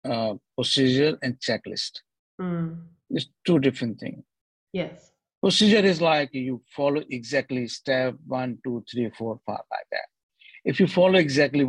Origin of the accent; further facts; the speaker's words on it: India; now in Australia; I'm also Indian